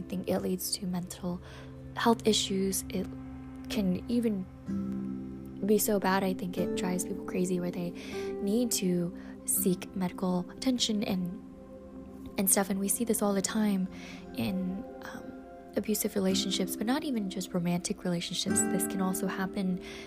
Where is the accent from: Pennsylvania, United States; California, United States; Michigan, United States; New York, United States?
Michigan, United States; Growing up in the Midwest in Michigan